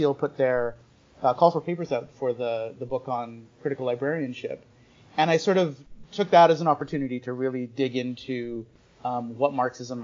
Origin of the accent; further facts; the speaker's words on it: Winnipeg, Manitoba, Canada; I grew up in Winnipeg, and I went to University of Manitoba